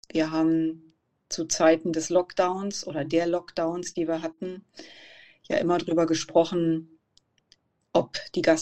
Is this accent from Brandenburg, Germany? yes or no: yes; Cottbus, Brandenburg, Germany; Ja, ich bin 41 Jahre alt, bin geboren und aufgewachsen in Cottbus, sozusagen ein Kind der Lausitz.